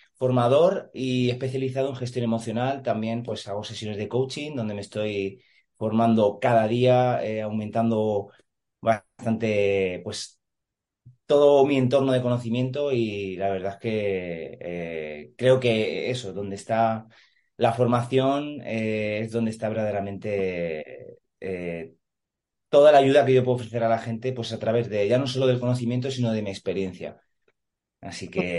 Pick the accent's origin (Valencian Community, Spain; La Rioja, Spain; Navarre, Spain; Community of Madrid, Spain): Community of Madrid, Spain; Madrid; now in Santa Pola, Spain; soy natural de Madrid, ahora vivo en, en Alicante, exactamente en Santa Pola